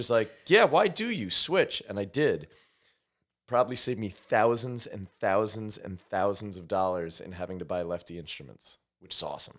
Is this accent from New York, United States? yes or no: yes; New York, United States; also born or lived in Montreal, Canada; I'm from New York. I'm a New York Jew. It's all good. My dad was a professor at Concordia University when I was born, so I was born in Montrea